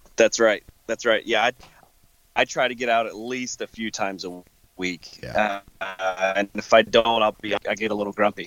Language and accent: English; the South, United States; now in Wisconsin, United States; growing up in the South hunting in pretty tight cover